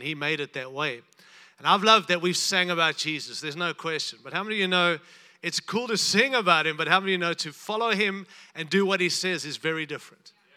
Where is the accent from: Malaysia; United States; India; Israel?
United States; I'm from America